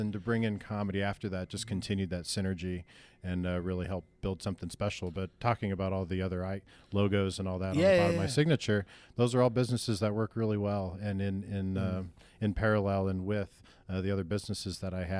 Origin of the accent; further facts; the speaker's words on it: Lincoln, Nebraska, United States; moved away as an adult; now in Denver, United States; But, no, I moved from Lincoln, Nebraska, when I was 21.